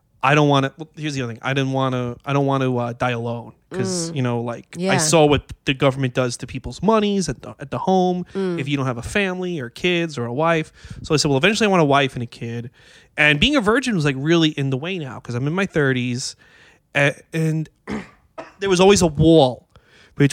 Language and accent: English; New York City, New York, United States; I grew up in Astoria.